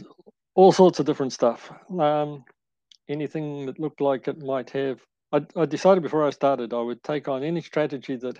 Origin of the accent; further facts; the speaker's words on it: Papakura, Auckland, New Zealand; moved away as an adult; now in Kaikoura, New Zealand; I was born in Papakura and went to Waikato University initially, and then Auckland University